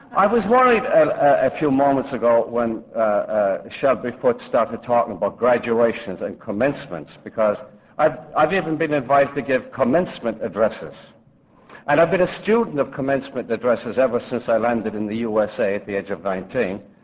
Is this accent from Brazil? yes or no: no; Limerick, Munster, Ireland; now in New York, United States; growing up in a slum in Limerick